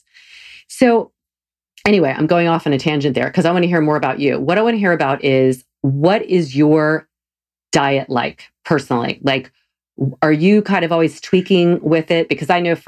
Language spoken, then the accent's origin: English; the South, United States; I grew up eating meat every meal. I'm from the South